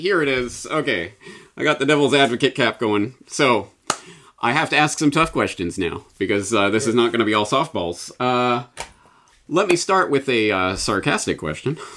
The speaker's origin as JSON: {"language": "English", "country": "Canada", "moved": "yes", "lives_now": "Japan", "said": "I'm Canadian in Japan"}